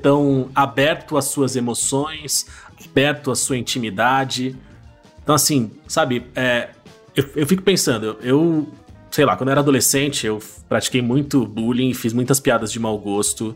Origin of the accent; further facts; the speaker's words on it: Brazil; a gente como enquanto brasileiro